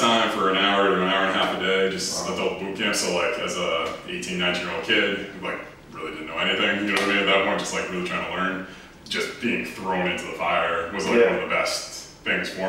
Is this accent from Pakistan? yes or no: no; Epsom, New Hampshire, United States; I'm originally from Epsom, New Hampshire, tiny little town. I actually still live in New Hampshire.